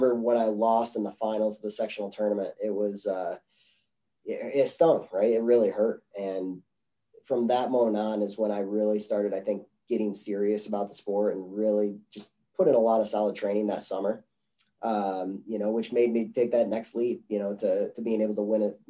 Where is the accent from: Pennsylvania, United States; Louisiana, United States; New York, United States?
New York, United States; Chenango Forks; moved away as an adult; now in Greeley, United States; I grew up in Chenango Forks